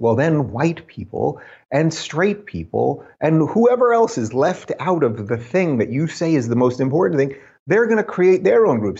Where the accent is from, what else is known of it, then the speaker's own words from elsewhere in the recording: New York, United States; moved away as an adult; I come from New York. I was born in New York. I was a New Yorker most of my life